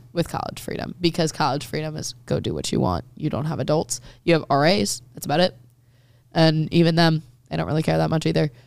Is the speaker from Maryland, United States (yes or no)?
yes; Maryland, United States; I just grew up listening to country 'cause I'm from Maryland, which is, like, technically the South